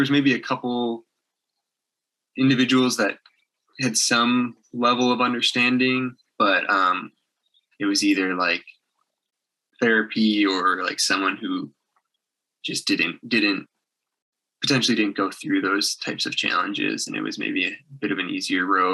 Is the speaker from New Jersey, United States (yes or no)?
no; outside of Chicago, Illinois, United States; my hometown outside of Chicago